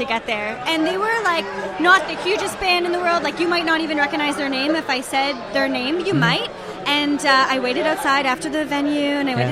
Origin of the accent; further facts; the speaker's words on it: Toronto, Ontario, Canada; we're Canadian